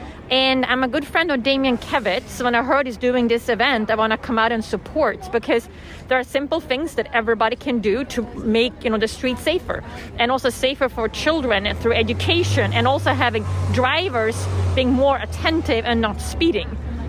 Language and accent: English; Sweden; now in Los Angeles, United States; I grew up in Europe, in Sweden, and traffic safety is very high. It was very safe. And since I lived in Los Angeles, I noticed it hasn't been that safe.